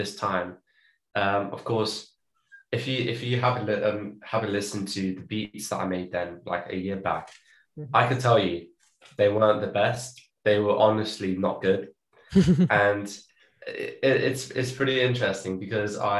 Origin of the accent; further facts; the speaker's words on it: London, United Kingdom; also born or lived in Cape Town, South Africa; And then I was born here in London, but then because I didn't have like a British citizenship or like passport, I was still South African. And then we moved back to South Africa in a few months after I was born. So I had the chance to live in Cape Town for around 4 years or so.